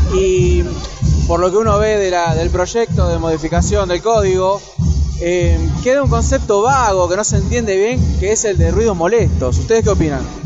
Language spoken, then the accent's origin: Spanish; Quilmes, Buenos Aires Province, Argentina; yo vengo de Quilmes, un distrito que también está eh, gobernado por Cambiemos